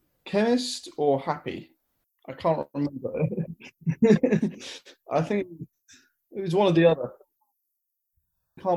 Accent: London, United Kingdom; moved away as an adult; I'm from London originally

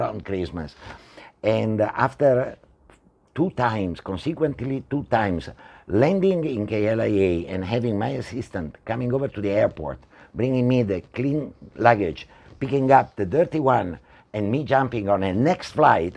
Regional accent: Italy; moved away as an adult; also born or lived in Spain; now in Malaysia; I'm originally from Italy

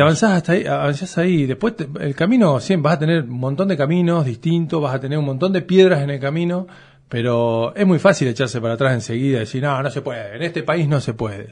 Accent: Coronel Suárez, Buenos Aires Province, Argentina; soy nacido en Coronel Suárez

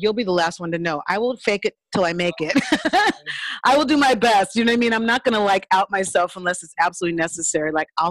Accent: California, United States; also born or lived in New Orleans, Louisiana; my family moved to California

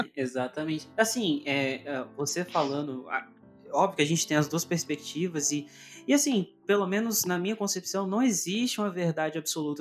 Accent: interior of Minas Gerais, Brazil; also born or lived in Northeast Brazil; como eu vivo no interior de Minas, eu nasci, eu nasci lá no Nordeste, mas vim para cá com um ano. Então, uhum. é, vivi minha vida toda aqui no interior de Minas

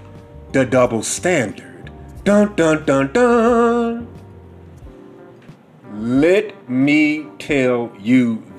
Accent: Bronx, New York, United States; I'm from the Bronx, know what I mean? I grew up with 12, we was too busy to always be chasing after dick.

